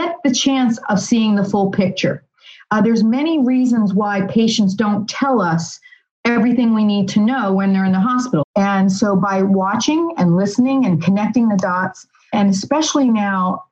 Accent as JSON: {"language": "English", "town": "Philadelphia", "region": "Pennsylvania", "country": "United States", "said": "I'm from Philly, so it would be Philly style."}